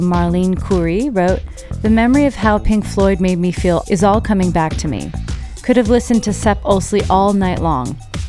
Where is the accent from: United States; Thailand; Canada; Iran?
Iran; similar experiences to them growing up in Iran during the 80s and 90s.